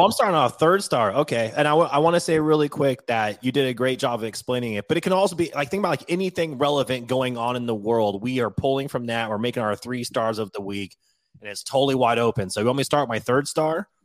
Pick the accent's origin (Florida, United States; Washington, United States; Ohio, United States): Washington, United States; moved away as an adult; I moved away from Washington when I was eighteen years old, so it's been two decades now.